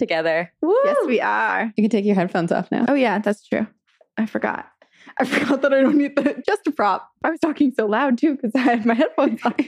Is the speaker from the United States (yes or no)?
yes; Vermont, United States; now in California, United States; growing up in Vermont